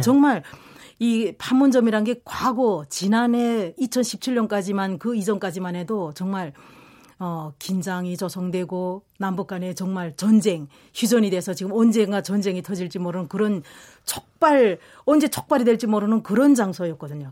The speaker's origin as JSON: {"language": "Korean", "country": "North Korea", "moved": "as an adult", "lives_now": "South Korea", "said": "북한 동포가 남조선 동포가 됐습니다"}